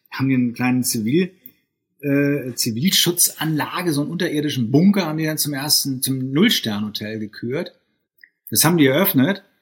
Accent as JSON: {"language": "German", "town": "Bielefeld", "region": "North Rhine-Westphalia", "country": "Germany", "tie": "born or raised there", "also_born_or_lived": "St. Gallen, Switzerland", "said": "Ich bin in Bielefeld geboren, habe in Bielefeld die Schulen besucht, Abitur gemacht und bin dann zum betriebswirtschaftlichen Studium nach St. Gallen in die Schweiz gegangen."}